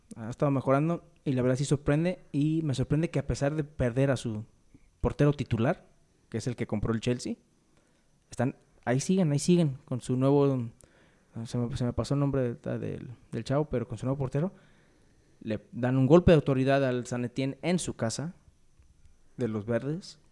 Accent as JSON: {"language": "Spanish", "country": "Mexico", "said": "como mexicanos"}